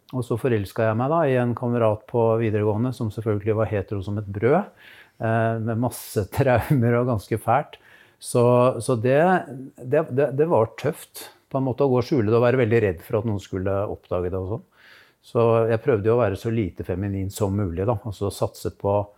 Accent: Moss, Østfold, Norway; jeg vokste opp i Moss

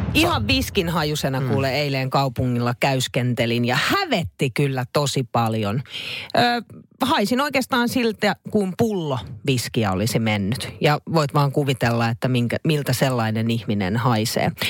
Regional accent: Naantali, Southwest Finland, Finland; Mä oon mm. siis tota, noin lapsuudessa todella siis Naantalissa

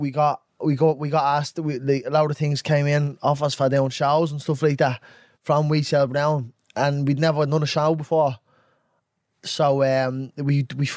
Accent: Dublin, Leinster, Ireland; also born or lived in Clondalkin; I grew up in Ringsend

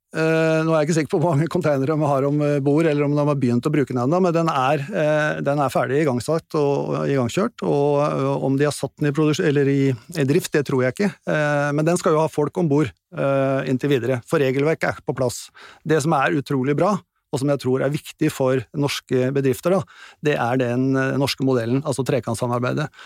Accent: Sandefjord, Vestfold, Norway; moved away; also born or lived in Bremanger; jeg er jo Sandefjordsgutt

